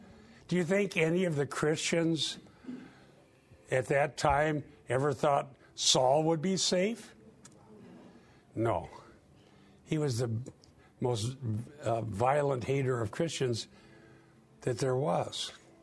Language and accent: English; Sheldon, Iowa, United States; In the year 2000, I went down for all school class reunion. My hometown of Sheldon, Iowa